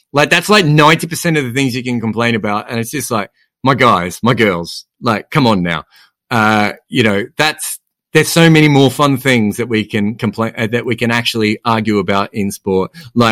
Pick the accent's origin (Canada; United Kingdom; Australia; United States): Australia; growing up in Australia, you grow up in this incredible sporting place